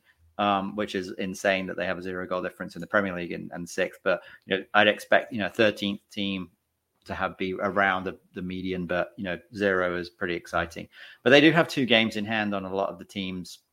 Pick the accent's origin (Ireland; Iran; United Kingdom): United Kingdom; Leamington Spa, West Midlands; now in United States; Leamington Spa, which is my hometown in England